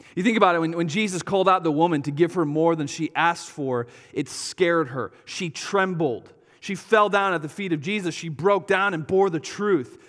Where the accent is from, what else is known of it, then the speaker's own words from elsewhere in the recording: Wisconsin, United States; we're from Wisconsin.